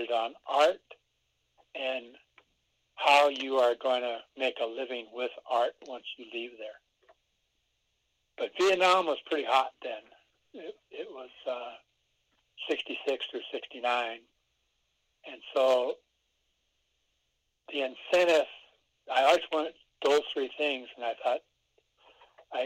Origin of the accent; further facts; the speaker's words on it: Rapid City, South Dakota, United States; also born or lived in Kyle, South Dakota / Pine Ridge Reservation; I'm from Kyle, South Dakota. It's on the Pine Ridge Reservation.